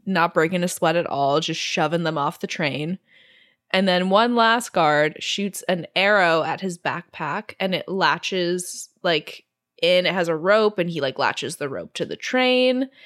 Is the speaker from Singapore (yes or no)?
yes; Singapore; I grew up in Singapore